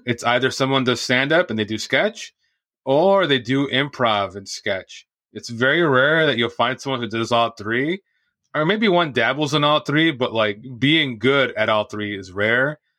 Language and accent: English; Santa Ana, California, United States; I grew up in Santa Ana, which is in Orange